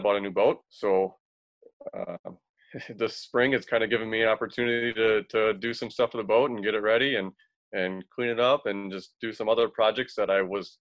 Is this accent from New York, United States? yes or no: no; Racine, Wisconsin, United States; now in Chicago, United States; I was born and raised in Racine. I live in Chicago now.